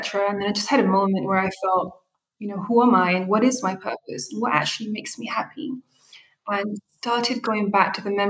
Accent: United Kingdom; first language Arabic; English is a second language; So my mother tongue is Arabic. I have this Ethiopian side. I have this Eritrean side. And I'm also British.

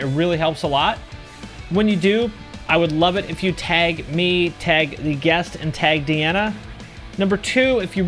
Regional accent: Seattle, Washington, United States; moved away as an adult; also born or lived in Bellingham, Washington / Ohio; I was born in Bellingham, Washington, which is a little college town in between Seattle and Canada. Grew up in the Seattle area my whole life

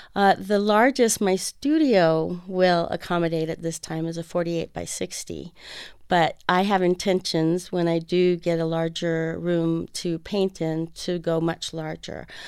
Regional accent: Fresno, California, United States; moved away as an adult; now in Arizona, United States; I grew up in Fresno, California

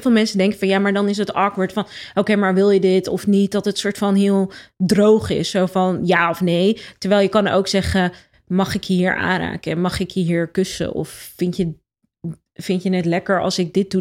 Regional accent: Rotterdam, South Holland, Netherlands; ik ben opgegroeid in Rotterdam. Eh, op Zuid.

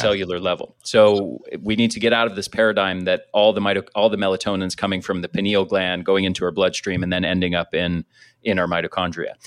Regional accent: United States; I grew up in the States

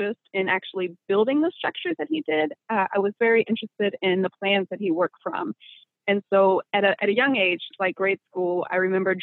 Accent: Tennessee, United States; moved away as an adult; also born or lived in Connecticut / Illinois; I'm from the Volunteer State.

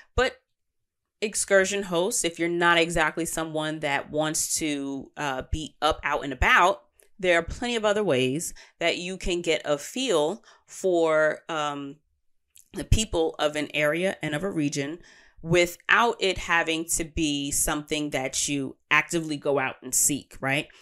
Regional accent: New York City, New York, United States; native New Yorkers as, such as myself

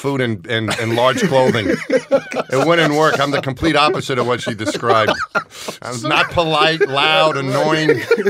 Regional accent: New York, United States; I'm from New York.

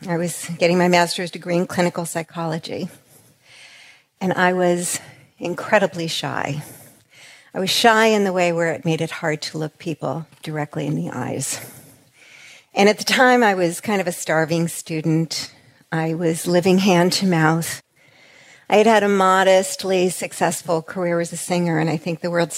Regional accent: New York, United States; we're from New York.

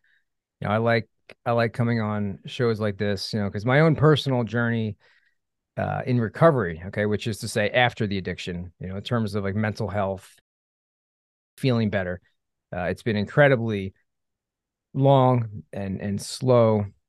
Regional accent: Philadelphia, Pennsylvania, United States; So, you know, I grew up in the Philadelphia area, Philadelphia suburbs.

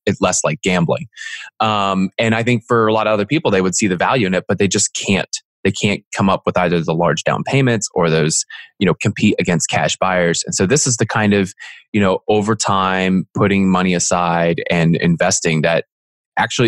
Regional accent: Philadelphia, Pennsylvania, United States; moved away; also born or lived in Franklin, Tennessee / Seattle; I'm originally from Philly

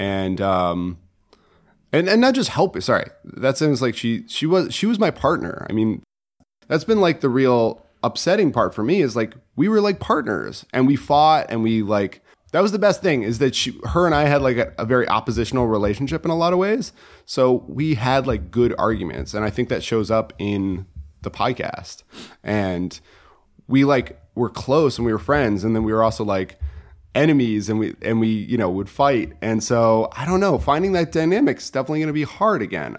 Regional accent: Connecticut, United States; moved away as an adult; I'm from Connecticut originally

